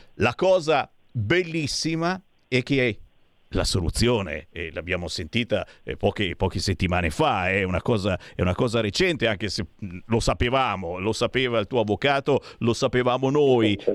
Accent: Monza, Lombardy, Italy; now in Seregno, Italy; noi ci abitiamo in zona Seregno, io sono originario di Monza

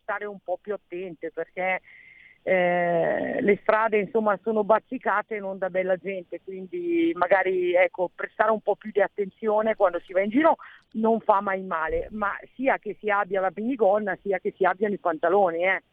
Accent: Giussano, Lombardy, Italy; Io sono nativa di Giussano

